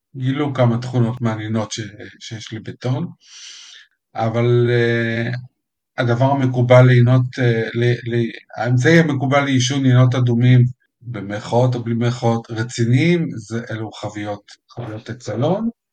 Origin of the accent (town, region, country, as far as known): Israel